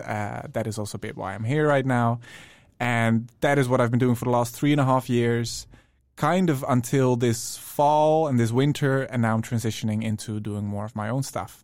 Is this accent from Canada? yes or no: no; Netherlands; moved away as an adult; now in Stockholm, Sweden; I'm from the Netherlands originally